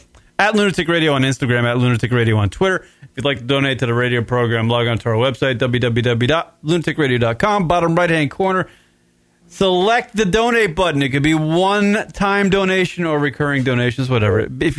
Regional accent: Kansas, United States; I'm from Kansas, so our team is the Royals.

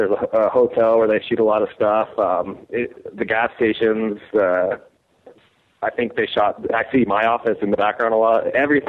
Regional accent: New Mexico, United States; I'm from New Mexico.

